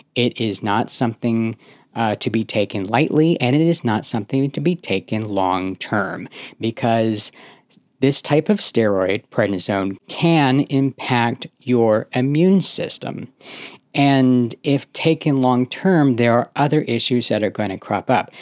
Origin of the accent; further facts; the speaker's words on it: Houston, Texas, United States; moved away as an adult; also born or lived in Seattle; I ended up moving away from, uh, my hometown to Seattle, across the country from where I'm originally from, from Houston, Texas